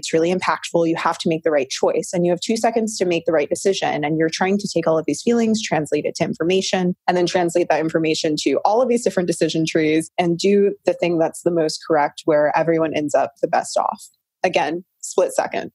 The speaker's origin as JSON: {"language": "English", "region": "North Carolina", "country": "United States", "tie": "born or raised there", "moved": "yes", "lives_now": "California, United States", "said": "I was born in North Carolina. I'm a biracial female. And what I recognized growing up in the South"}